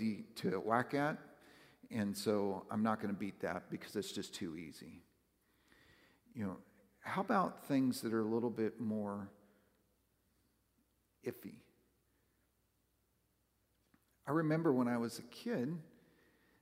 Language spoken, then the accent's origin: English; West Coast, United States; now in Northern Kentucky/Southern Ohio, United States; I grew up on the West Coast